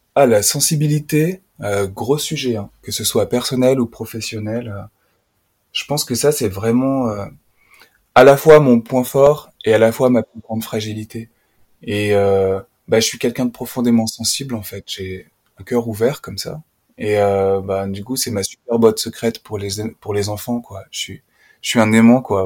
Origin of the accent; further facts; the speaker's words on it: Puy-de-Dôme, Auvergne-Rhône-Alpes, France; moved away as an adult; now in Haute-Loire, France; j'ai grandi dans le département voisin, le Puy-de-Dôme